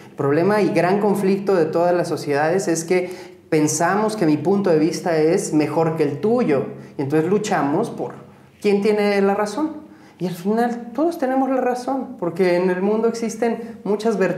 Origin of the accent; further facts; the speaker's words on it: Pátzcuaro, Michoacán, Mexico; Soy de Pátzcuaro, sí.